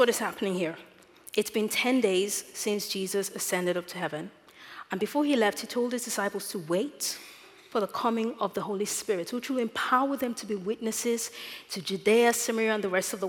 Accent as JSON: {"language": "English", "country": "Nigeria", "tie": "born or raised there", "moved": "yes", "said": "As a child growing up in Nigeria"}